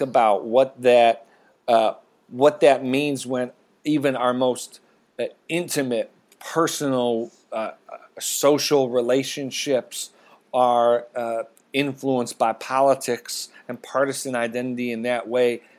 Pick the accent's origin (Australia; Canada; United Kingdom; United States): United States; Rust Belt; I grew up in the Rust Belt